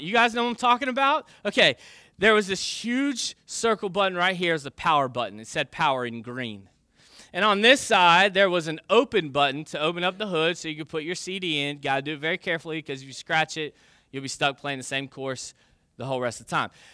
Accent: United States; I grew up in the United States of America

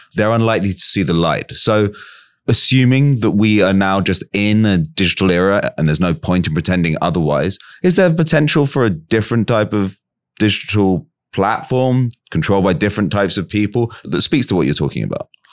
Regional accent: England, United Kingdom; As an English person

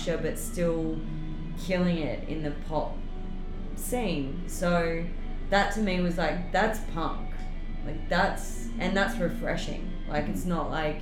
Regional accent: Bundaberg, Queensland, Australia; also born or lived in Brisbane / Ireland; now in Sydney, Australia; I live in Sydney, but I'm originally from a small country town in North Queensland called Bundaberg

